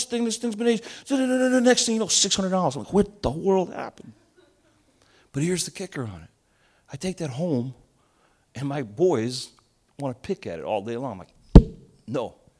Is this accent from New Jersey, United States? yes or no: yes; Elizabeth, New Jersey, United States; I grew up in Elizabeth, New Jersey